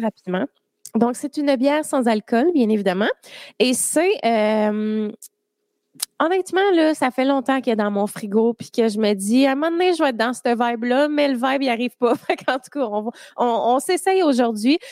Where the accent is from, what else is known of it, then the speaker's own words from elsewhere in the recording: Drummondville, Quebec, Canada; Je viens de Drummond